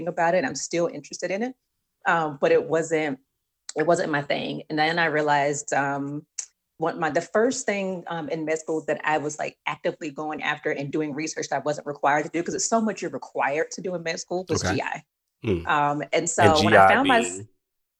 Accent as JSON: {"language": "English", "town": "Birmingham", "region": "Alabama", "country": "United States", "also_born_or_lived": "Atlanta / Houston / Madrid / Galveston", "moved": "yes", "lives_now": "Washington, DC, United States", "said": "I am originally from Birmingham, Alabama, and have lived in Atlanta, Houston, Madrid, Galveston, and now I live in DC"}